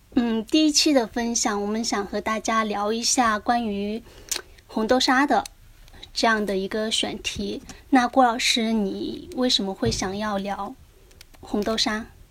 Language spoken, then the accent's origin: Chinese; Jiangxi, China; now in Chengdu, China; 我们江西那边基本上还是吃甜口的